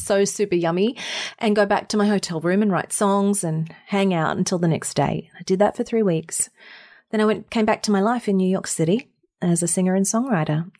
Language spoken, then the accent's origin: English; Mackay, Queensland, Australia; moved away as an adult; also born or lived in Sydney, Australia; now in United States; I grew up in Mackay in North Queensland in a tropical town in the middle of nowhere